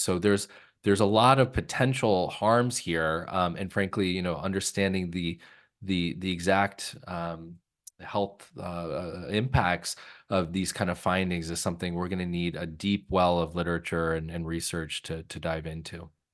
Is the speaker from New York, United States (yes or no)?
no; California, United States; moved away; I grew up in California